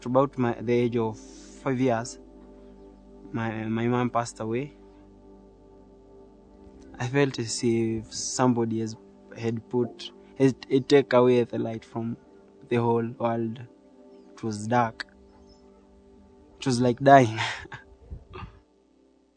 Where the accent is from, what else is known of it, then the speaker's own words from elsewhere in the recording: Narok County, Kenya; I'm from Narok County, Kenya. When I was growing up here, life was perfect.